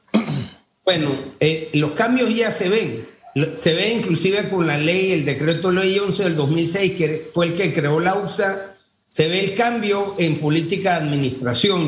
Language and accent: Spanish; Panama; Todos somos panameños